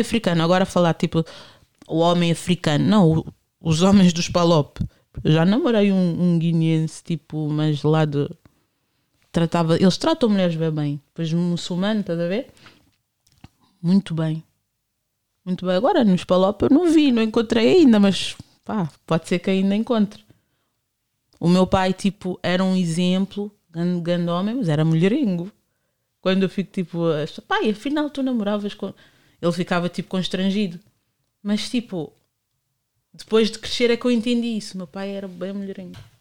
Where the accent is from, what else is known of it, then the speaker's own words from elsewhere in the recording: Portugal; eu cresci em São Bento